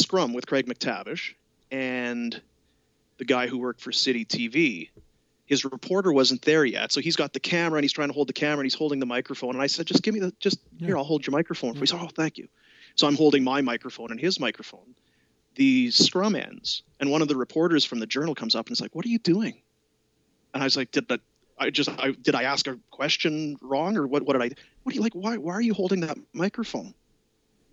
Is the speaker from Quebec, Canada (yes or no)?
no; Manitoba, Canada; moved away as an adult; now in Calgary, Canada; I was growing up in Manitoba